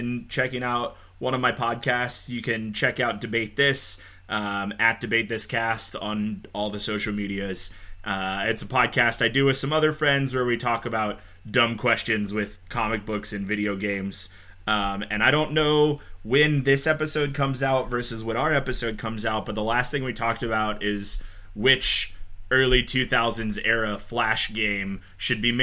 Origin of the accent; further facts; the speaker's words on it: Pittsburgh, Pennsylvania, United States; I grew up in Pittsburgh